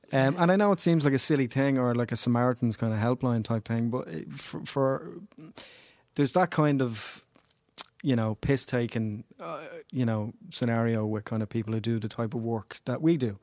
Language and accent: English; Dublin, Leinster, Ireland; I grew up in Ballymun